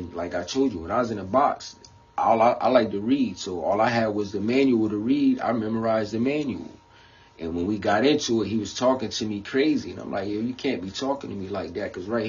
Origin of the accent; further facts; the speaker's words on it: New York, United States; But he still liked me, but because he knew, like, I come from New York. We don't play with police.